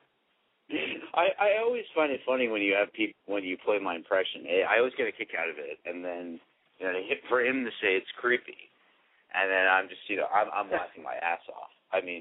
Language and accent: English; New York, United States; now in Decatur, United States